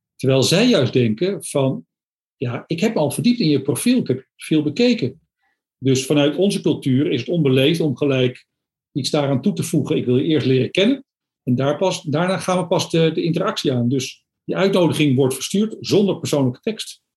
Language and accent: Dutch; Amsterdam, North Holland, Netherlands; now in Zwolle area, Netherlands; ik ben geboren in Amsterdam, dus ik woon hier al een behoorlijke tijd. Ik wilde niet meer terug naar het Westen